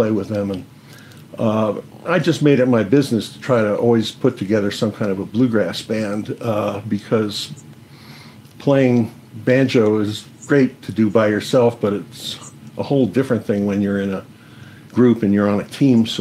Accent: New York City, New York, United States; I grew up in the Bronx in a really nice neighborhood with a lot of interesting people

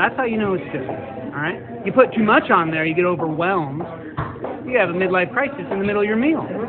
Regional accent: Tucson, Arizona, United States; I grew up in Tucson, Arizona, American Southwest, and when you're that close to Mexico, you get really used to street tacos.

